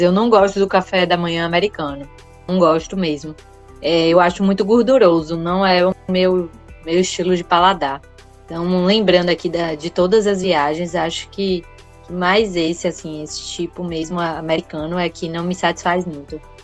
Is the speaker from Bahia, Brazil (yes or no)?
yes; Bahia, Brazil; eu sou baiana